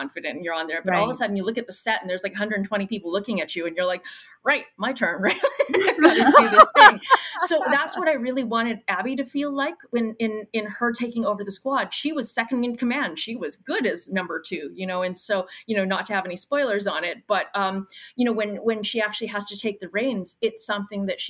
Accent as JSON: {"language": "English", "town": "Brandon", "region": "Manitoba", "country": "Canada", "said": "But I'm from Brandon, Manitoba. So that's like 2 hours outside of where we shot, which is Winnipeg"}